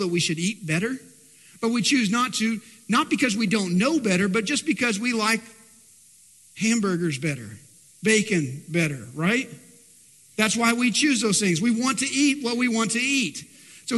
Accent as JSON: {"language": "English", "region": "Texas", "country": "United States", "tie": "born or raised there", "said": "I live in Texas and born and bred Texan"}